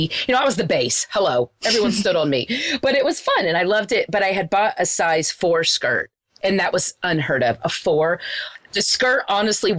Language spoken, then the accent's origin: English; Wichita Falls, Texas, United States; where I grew up in Wichita Falls is a very small town.